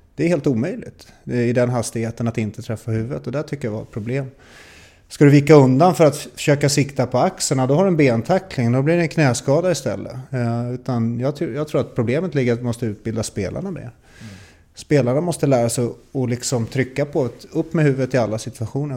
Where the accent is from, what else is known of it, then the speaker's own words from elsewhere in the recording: Stockholm, Stockholm County, Sweden; Som stockholmare